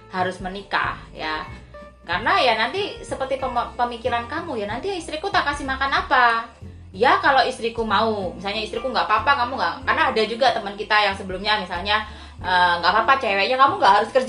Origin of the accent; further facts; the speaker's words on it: Java, Indonesia; karena kebetulan aku orang Jawa ya makanya kalau di Jawa tuh ada bibit bobot bebet